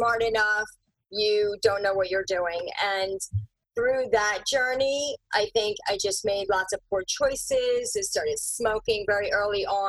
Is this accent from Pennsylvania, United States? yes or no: yes; Philadelphia, Pennsylvania, United States; also born or lived in India / Bucks County, Pennsylvania; now in Chester County, United States; It started elementary in Northeast Philadelphia, and then okay. Bucks County. So I'm out in Chester County now